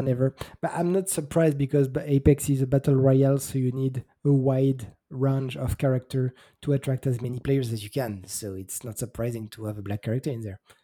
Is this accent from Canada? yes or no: no; France; As a French kid growing up